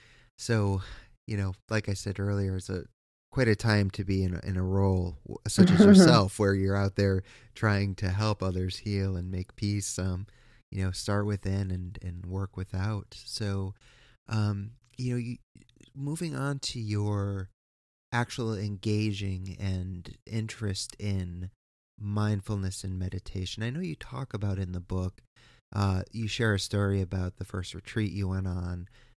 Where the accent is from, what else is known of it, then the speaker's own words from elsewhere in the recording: East Coast, United States; I am from the East Coast, and we're watching this just travesty of justice happen.